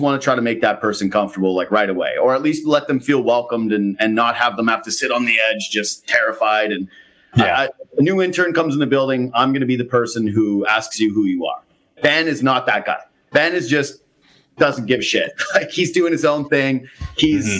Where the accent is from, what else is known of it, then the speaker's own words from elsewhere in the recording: Western Canada, Canada; moved away; I'm from out west